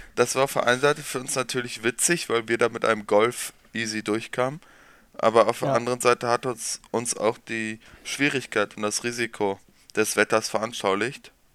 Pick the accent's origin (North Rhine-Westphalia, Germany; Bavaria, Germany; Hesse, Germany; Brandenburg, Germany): North Rhine-Westphalia, Germany; neighbouring village of Nordwalde; Ich komme aus dem Nachbarort